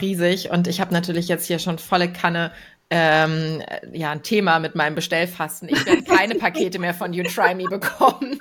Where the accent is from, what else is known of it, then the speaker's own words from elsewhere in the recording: Hamburg, Germany; als Hamburgerin